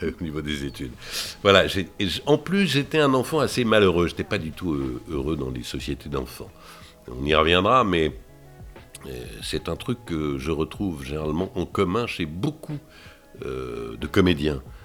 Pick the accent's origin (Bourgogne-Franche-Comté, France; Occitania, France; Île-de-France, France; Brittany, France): Bourgogne-Franche-Comté, France; Dijon; moved away; ma ville natale dont je suis très fier, euh, je suis très fier parce que je suis un bourguignon dans l'âme